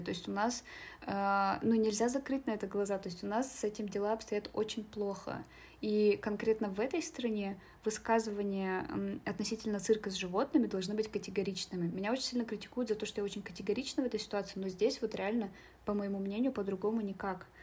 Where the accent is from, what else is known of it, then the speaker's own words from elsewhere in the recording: Yakshina, Sverdlovsk Oblast, Russia; now in Nizhny Tagil, Russia; я художница из деревни Якшина